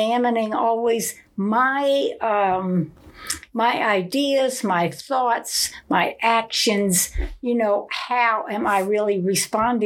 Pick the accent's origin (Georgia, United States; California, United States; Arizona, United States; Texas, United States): Georgia, United States; moved away; also born or lived in Mulvane, Kansas; I was born in Georgia.